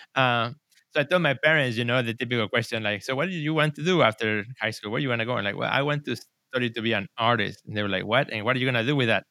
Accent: Mexico City, Mexico; also born or lived in Puebla, Mexico; now in Chicago, United States; I was born in Mexico in the city of Puebla, which is about two hours from Mexico City. But, uh, my parents then moved back to Mexico City, so I grew up i-, there

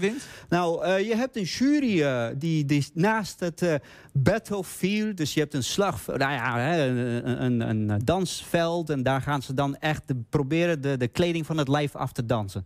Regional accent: Bogotá, Bogotá Capital District, Colombia; now in Netherlands; ik ben geboren in Colombia, eh, de hoofdstad Bogota

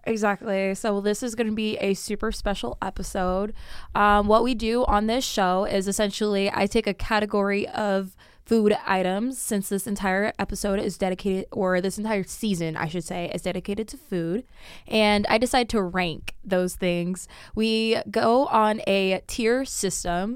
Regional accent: Sacramento, California, United States; moved away as an adult; now in Las Vegas, United States; my hometown

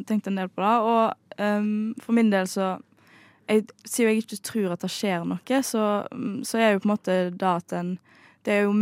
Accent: Bømlo, Vestland, Norway; jeg eh, kommer jo fra Bømlo, og jeg kommer fra Vestlandet.

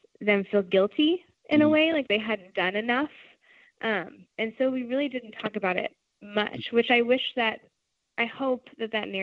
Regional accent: Arlington, Texas, United States; moved away; I was raised in the Dallas-Fort Worth area, more specifically Arlington

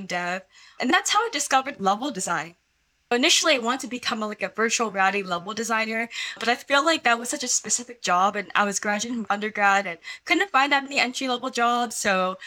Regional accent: Silicon Valley, California, United States; born and raised in Silicon Valley

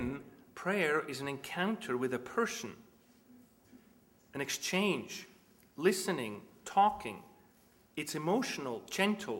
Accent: Switzerland; moved away as an adult; I grew up in Switzerland, which is a little Germanic.

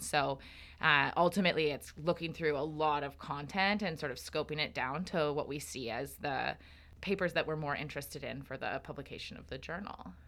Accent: Calgary, Alberta, Canada; moved away as an adult; now in Victoria, Canada; I'm originally from Treaty seven, or Calgary area, in Alberta.

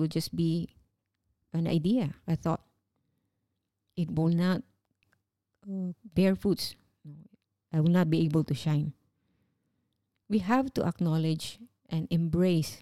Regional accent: Philippines; moved away as an adult; working as overseas Filipino

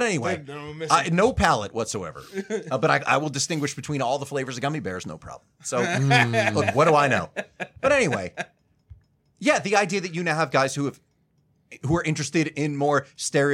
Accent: New Jersey, United States; we're from New Jersey

